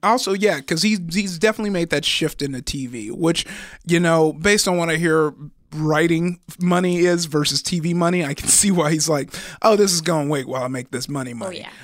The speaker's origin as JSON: {"language": "English", "town": "Compton", "region": "California", "country": "United States", "said": "I'm from Compton."}